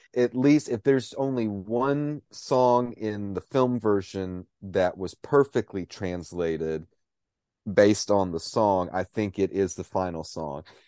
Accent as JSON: {"language": "English", "town": "Cookeville", "region": "Tennessee", "country": "United States", "tie": "born or raised there", "moved": "yes", "said": "I was living back home in, in, at the time in my hometown of Cookville, Tennessee"}